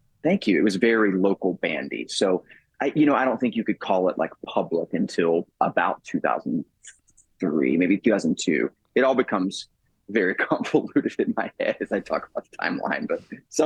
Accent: Tampa, Florida, United States; we grew up in Tampa, Florida, playing at a place called The Refuge, which was also a homeless shelter

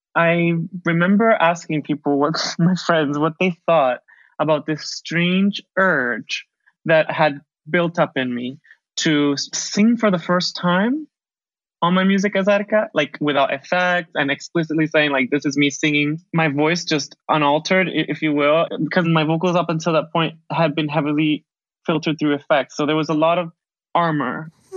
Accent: Caracas, Capital District, Venezuela; moved away as an adult; also born or lived in Darien, Connecticut, United States; now in Barcelona, Spain; I was born in the Parroquia La Vega, which my brother would tease me. I was born in Las Vegas. And I had a, an experience of Venezuela that was very early on, like before preschool, and then after second grade. That's when I returned

